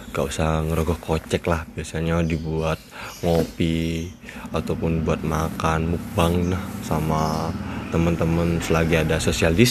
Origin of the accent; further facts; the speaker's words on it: Malang, East Java, Indonesia; saya dari Malang. Nah, posisi saya sebagai mahasiswa nih di Malang.